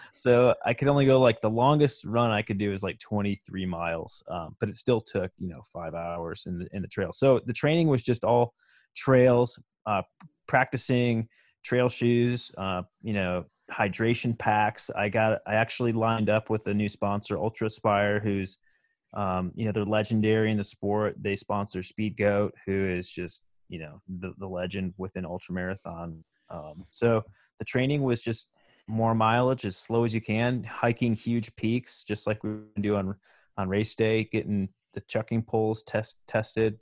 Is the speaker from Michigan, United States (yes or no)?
yes; Michigan, United States; that's where my home state is